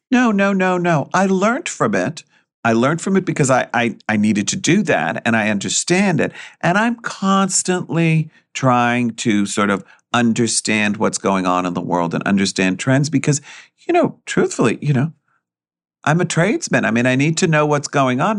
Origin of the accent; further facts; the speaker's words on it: New York, United States; I'm born and raised Greek, and I grew up in New York, and I went to school in New York